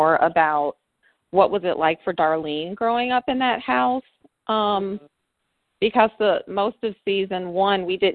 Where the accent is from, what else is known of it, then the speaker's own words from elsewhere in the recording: the South, United States; I am from the South